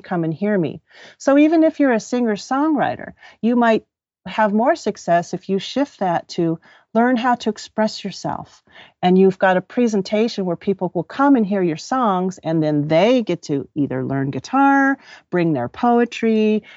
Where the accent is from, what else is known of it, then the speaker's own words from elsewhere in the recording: Los Angeles, California, United States; also born or lived in Orange County; I grew up in Southern California, um, born and raised around Los Angeles and Orange County.